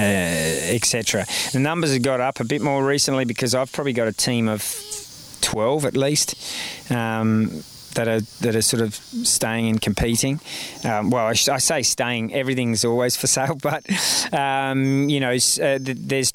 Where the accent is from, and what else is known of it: Australia; moved away as an adult